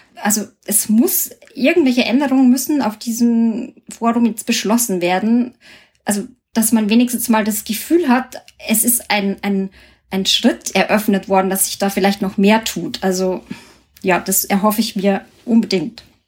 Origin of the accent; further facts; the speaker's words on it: Germany; bei uns in Deutschland